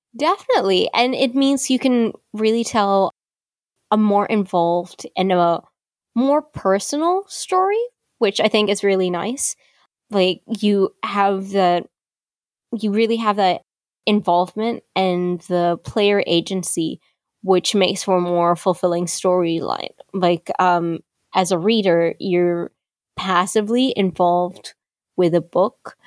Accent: Philippines; I am Chinese Filipino, and I'm based in the Philippines

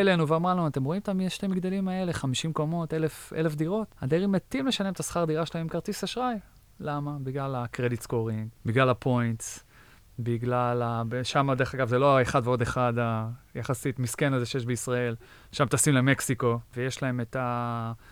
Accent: Israel; moved away as an adult; now in United States; גדלתי בישראל

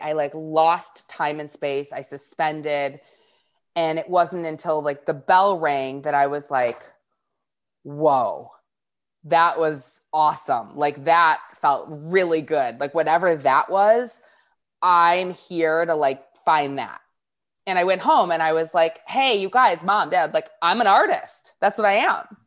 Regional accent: north of Detroit, Michigan, United States; I grew up about twenty minutes north of Detroit

